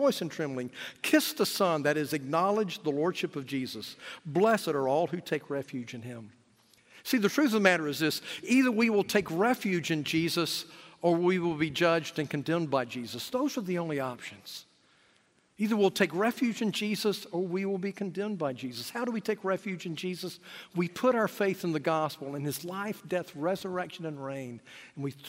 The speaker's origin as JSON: {"language": "English", "country": "United States", "said": "I'm an American"}